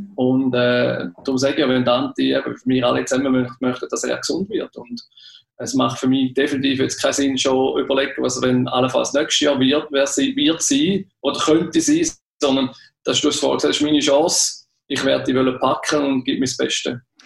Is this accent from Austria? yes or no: no; Switzerland